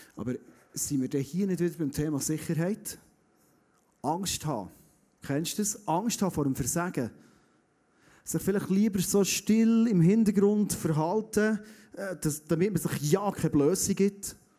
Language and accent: German; Bernese Oberland, Switzerland; Kennen wir als Berner Oberländer, oder? Wir haben fast nie Nebel